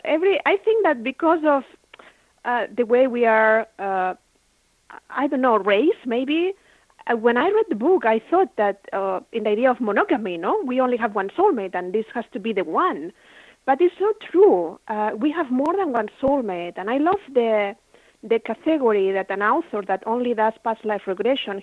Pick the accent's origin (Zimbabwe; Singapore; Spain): Spain; Barcelona, Catalonia; moved away; I had my own business in Spain. I'm from Barcelona